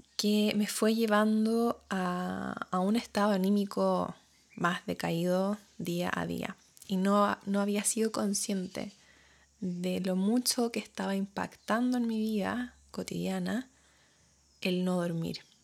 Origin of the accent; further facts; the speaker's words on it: Chile; moved away as an adult; now in New Zealand; cuando me fui de Chile y empecé a vivir acá en Nueva Zelanda